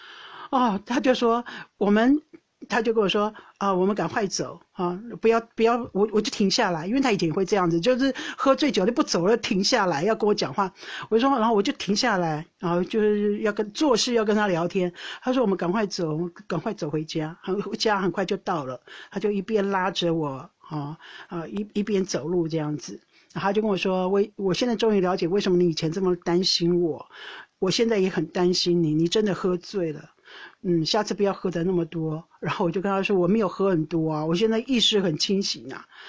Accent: Taiwan; now in Netherlands; 我们台湾人

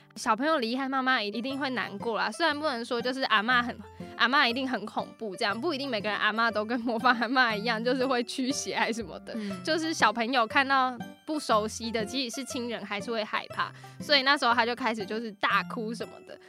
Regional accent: Taichung, Taiwan; 我是台中人嘛，众所周知，台中就是一个很蛮热的对，蛮热的，四季，四季如夏的一个地方

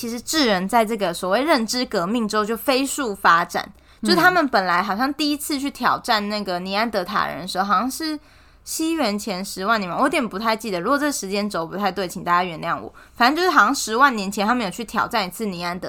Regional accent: Taiwan; 为什么大家都相信我是台湾人，然后美国人相信他是美国人？

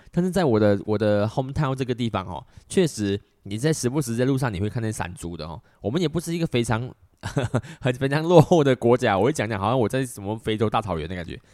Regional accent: Malaysia; 我们马来西亚人真的不常做

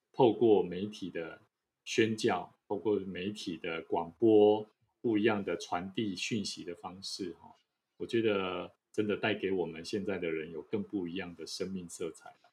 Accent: Taiwan; 是台湾的哈，台湾的

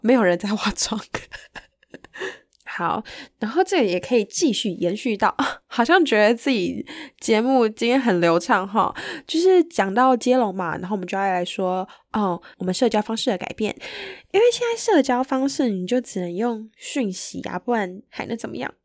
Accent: Taiwan; 我们台湾人

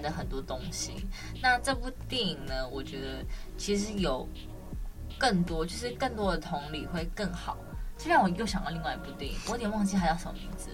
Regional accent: Taiwan; 我自己身为台湾人

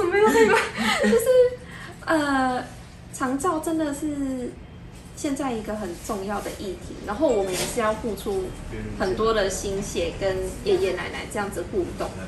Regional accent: Kaohsiung, Taiwan; 我是高雄人

